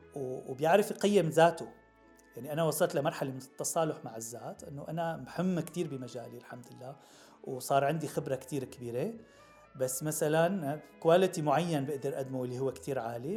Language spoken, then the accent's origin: Arabic; Damascus, Damascus Governorate, Syria; moved away as an adult; now in United States; من صغرنا الواحد بيندعك بالشام وبيشتغل بالصيف